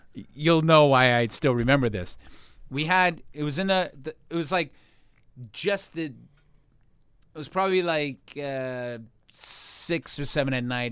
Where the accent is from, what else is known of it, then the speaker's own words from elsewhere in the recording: Boston, Massachusetts, United States; moved away; I grew up right in Boston in a town called Jamaica Plain